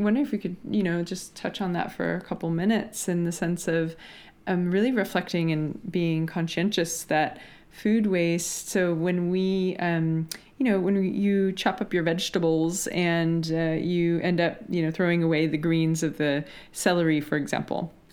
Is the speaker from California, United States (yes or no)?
no; Washington, United States; I grew up in Washington State in the U S where berries are a thing